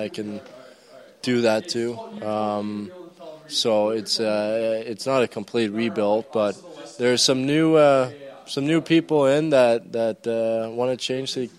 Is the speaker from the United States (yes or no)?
no; Denmark; I'm from Denmark.